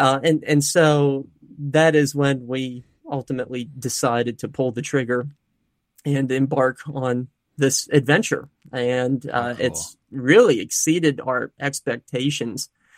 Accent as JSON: {"language": "English", "town": "Altoona", "region": "Pennsylvania", "country": "United States", "tie": "born or raised there", "said": "Yeah, I'm from the Altoona, Pennsylvania area."}